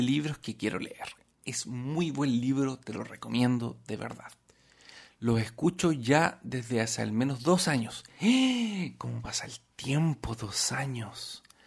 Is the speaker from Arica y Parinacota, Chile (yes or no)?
yes; Arica, Arica y Parinacota, Chile; Arica es la ciudad donde yo nací